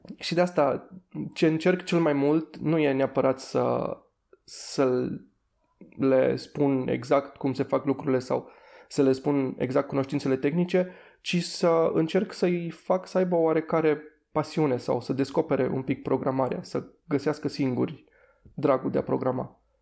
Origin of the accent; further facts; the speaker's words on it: Timișoara, Timiș County, Romania; eu sunt din Timișoara și de-aia a fost destul de ușor să, să fac facultate aici